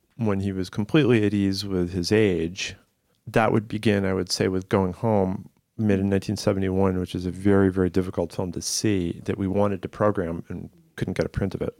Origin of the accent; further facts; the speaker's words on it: Massachusetts, United States; I grew up in Massachusetts, albeit on the other end of it, but still, you know, I wasn't in Boston